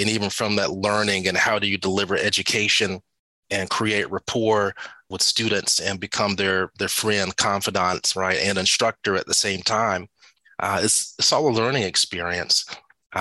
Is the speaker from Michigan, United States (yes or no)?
no; Atlanta, Georgia, United States; I'm from Atlanta, born and raised, moved away, came back